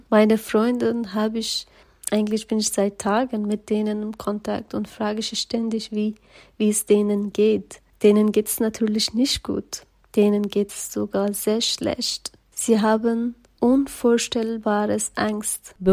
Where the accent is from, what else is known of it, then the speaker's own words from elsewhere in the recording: Afghanistan; German is a second language; also born or lived in Germany; now in Freiburg, Germany; Ich bin hier, aber mein Geist ist in Afghanistan.